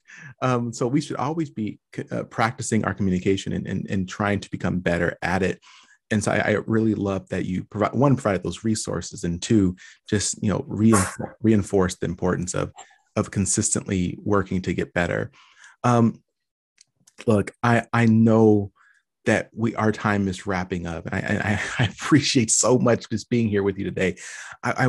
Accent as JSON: {"language": "English", "region": "California", "country": "United States", "accent": "West Coast", "moved": "yes", "said": "I'm from California initially, and I swore I did not have an accent. But as soon as I left California, people were very quick to tell me."}